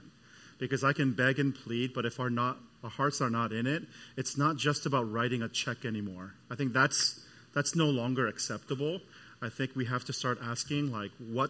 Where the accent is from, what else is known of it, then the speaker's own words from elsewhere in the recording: Canada; moved away; I'm from Canada